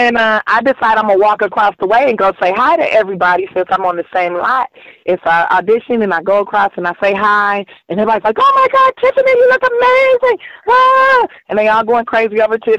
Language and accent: English; Los Angeles, California, United States; I grew up here in South Central Los Angeles